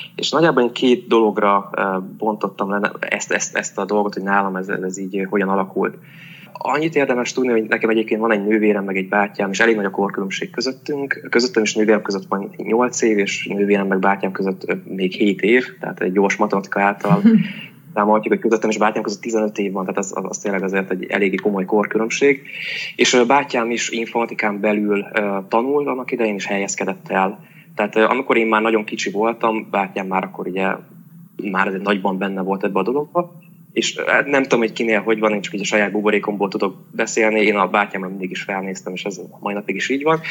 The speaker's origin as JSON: {"language": "Hungarian", "town": "Debrecen", "region": "Hajdú-Bihar", "country": "Hungary", "tie": "born or raised there", "said": "Itt születtem, sőt szüleim is itt születtek, tehát ilyen másik generációs tőzsökeres Debreceni vagyok. Azt jelenti, hogy itt tanultam, ide jártam általános iskolába, gimnáziumba, egyetemre is."}